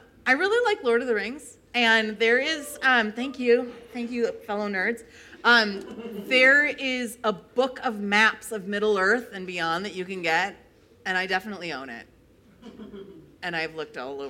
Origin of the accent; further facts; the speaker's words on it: New York, United States; moved away as an adult; now in Midwest, United States; I grew up 6 hours away from New York City